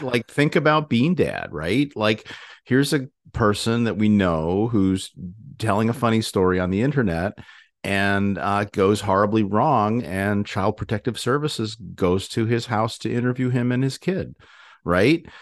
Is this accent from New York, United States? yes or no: yes; Ithaca, New York, United States; moved away; also born or lived in Glastonbury, Connecticut / Hartford, Connecticut; we visited, um, Ithaca, uh, New York, um, my hometown